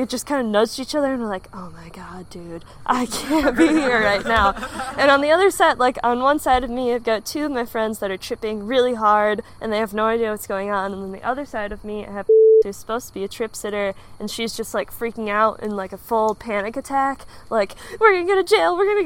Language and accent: English; Michigan, United States; I'm from Michigan